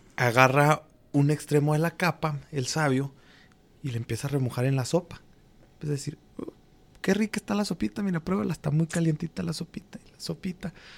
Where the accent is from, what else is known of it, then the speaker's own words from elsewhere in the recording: Durango, Mexico; moved away; mi tierra, en Durango